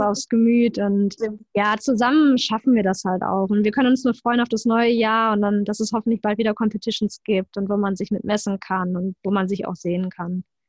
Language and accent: German; Germany; bei uns in Deutschland